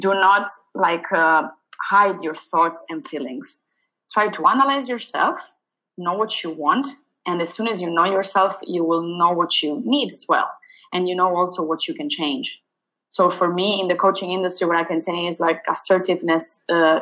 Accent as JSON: {"language": "English", "region": "Sicily", "country": "Italy", "tie": "born or raised there", "said": "I grew up in Sicily"}